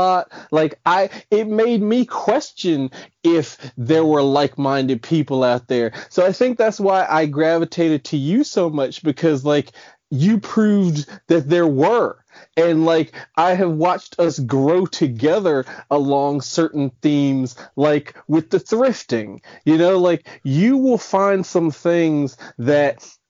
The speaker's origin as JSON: {"language": "English", "town": "Silver Spring", "region": "Maryland", "country": "United States", "said": "I'm from Silver Spring, Maryland, right outside of DC"}